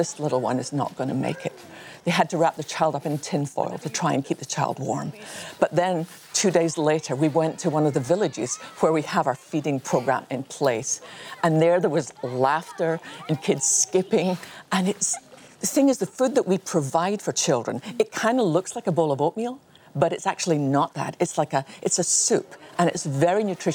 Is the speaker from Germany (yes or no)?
no; Scotland, United Kingdom; I was born in Scotland